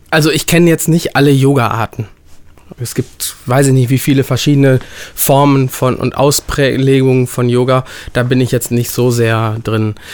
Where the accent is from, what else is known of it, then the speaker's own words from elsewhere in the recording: Bangalore, Karnataka, India; born there; Ich komme ja, ich bin gebürtiger Inder und bin in Bangalore geboren. Wir haben 13,5 Millionen Einwohner.